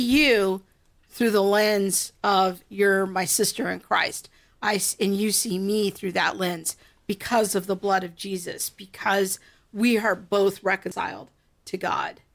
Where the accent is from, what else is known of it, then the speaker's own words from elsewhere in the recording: United States; Whatever national heritage I might enjoy because I'm a good flag-waving girl as an American